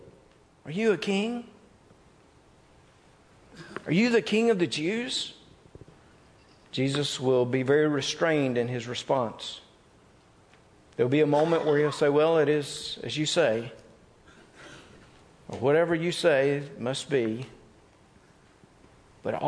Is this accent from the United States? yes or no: yes; North Mississippi, United States; I grew up in North Mississippi